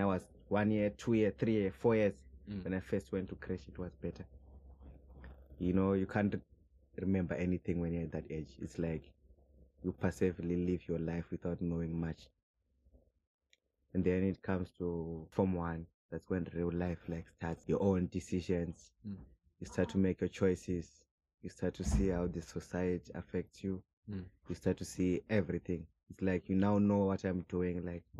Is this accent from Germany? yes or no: no; Zimbabwe; moved away as an adult; now in South Africa; I'm from Zimbabwe. I'm aged 23. I've been in Zimbabwe for a long time. I think maybe from since I was born, 2000 till 2018. Then I came here to South Africa.